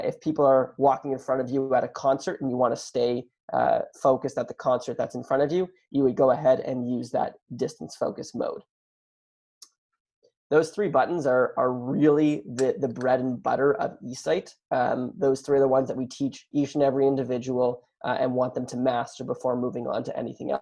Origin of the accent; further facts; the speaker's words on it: Canada; I am Canadian